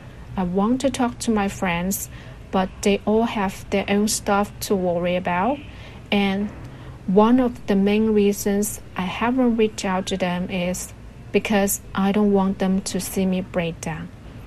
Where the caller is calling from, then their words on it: Shenzhen, Guangdong, China; Hello, Roundtable team. I'm … from Green City, Shenzhen.